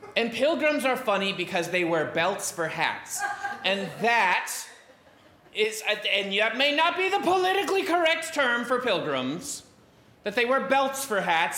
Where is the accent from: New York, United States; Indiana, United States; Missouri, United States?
Indiana, United States; having myself grown up in the state of Indiana